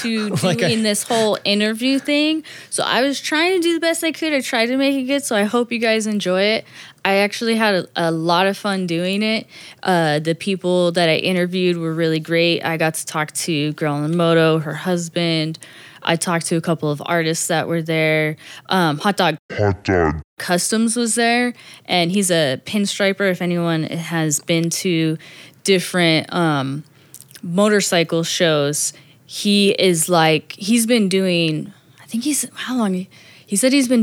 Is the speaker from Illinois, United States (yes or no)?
no; Riverside, California, United States; moved away; I grew up in Riverside